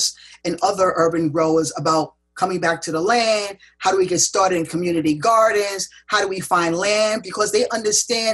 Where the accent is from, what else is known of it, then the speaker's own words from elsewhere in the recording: United States; Growing up in America, I was always taught that farming was slave labor